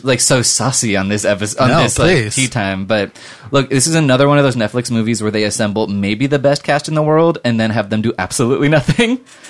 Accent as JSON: {"language": "English", "area": "Orange County", "region": "California", "country": "United States", "tie": "born or raised there", "said": "I grew up in Orange County."}